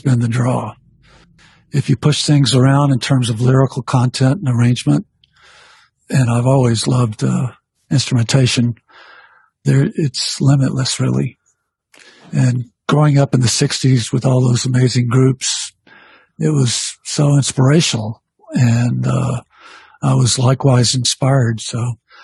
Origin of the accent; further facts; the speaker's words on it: Birmingham, Alabama, United States; I'm originally from the south, being born and raised in Birmingham